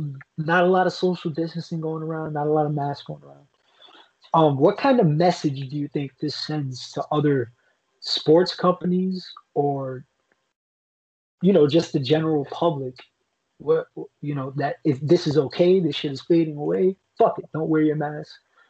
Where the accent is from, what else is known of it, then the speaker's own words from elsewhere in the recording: New York City, New York, United States; Brooklyn all the way. That Brooklyn shit runs through our veins.